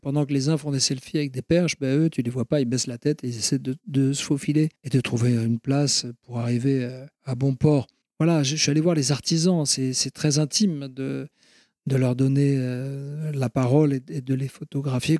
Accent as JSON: {"language": "French", "region": "Ionian Islands", "country": "Greece", "said": "je suis originaire de la Grèce, de la mer Ionienne, c'est-à-dire que je suis mm-hmm. exactement en face de l'Italie"}